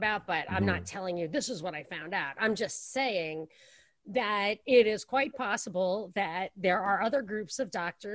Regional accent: New York, United States; I'm from New York

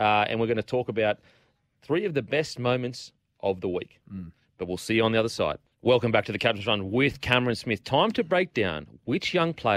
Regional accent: Queensland, Australia; As a Queenslander

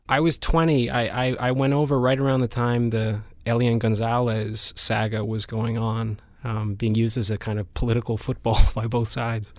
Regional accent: Vancouver, British Columbia, Canada; moved away as an adult; also born or lived in Spain; I grew up in Vancouver, and, and I left Vancouver when I was, what, eighteen, nineteen to go to Spain

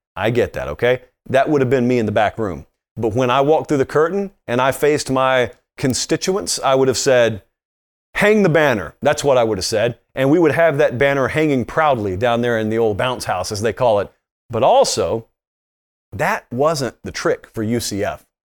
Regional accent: Columbus, Georgia, United States; I'm growing up in Columbus, Georgia

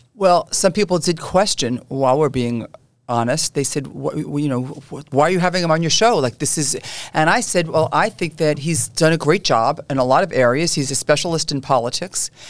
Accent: New York City, New York, United States; I grew up in Canarsie

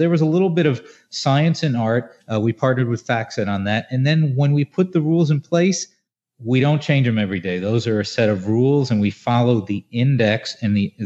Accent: New Jersey, United States; my home state of New Jersey

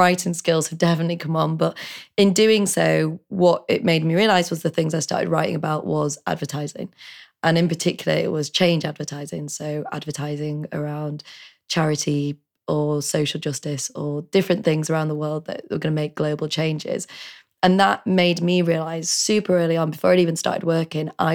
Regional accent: Leeds, Yorkshire and the Humber, United Kingdom; moved away; also born or lived in Nottingham / London; I'm from Leeds originally

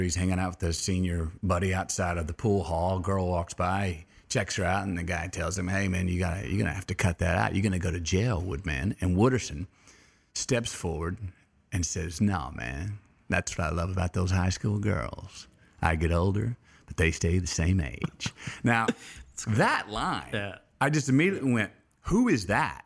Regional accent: Uvalde, Texas, United States; I was born in Uvalde, Texas

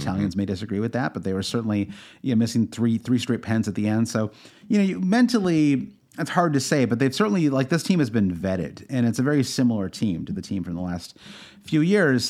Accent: Midwest, United States; I'm from the Midwest

